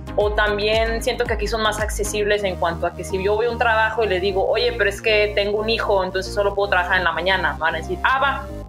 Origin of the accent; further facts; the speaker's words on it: Mexico; moved away as an adult; now in Canada; como mexicano